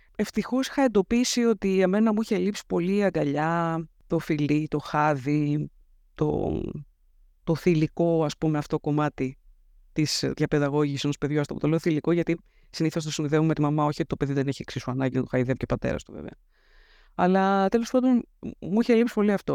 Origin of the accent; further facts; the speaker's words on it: Athens, Attica, Greece; Γεννήθηκα και μεγάλωσα στην Αθήνα, στο κέντρο της Αθήνας